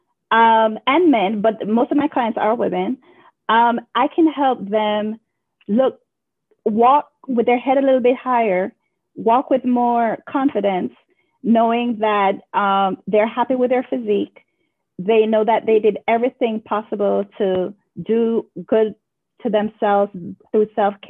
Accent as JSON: {"language": "English", "town": "Kingston", "country": "Jamaica", "tie": "born or raised there", "moved": "as an adult", "lives_now": "United States", "said": "I'm from Kingston, Jamaica, and, you know, I was born in 1981."}